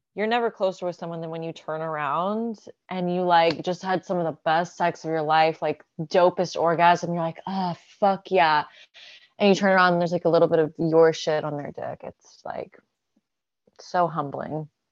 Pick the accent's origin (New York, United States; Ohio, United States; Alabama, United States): Alabama, United States; now in California, United States; I'm born in Alabama